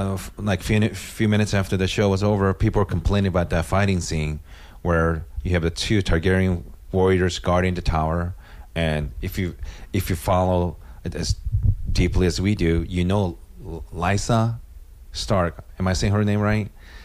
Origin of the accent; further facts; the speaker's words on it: India; don't listen to my podcast, even though I'm Indian.